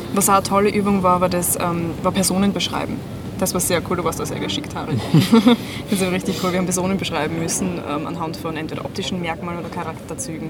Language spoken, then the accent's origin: German; Styria, Austria; moved away as an adult; now in Vienna, Austria; ich komme ursprünglich aus der Steiermark, wohne seit drei oder vier Jahren jetzt schon in Wien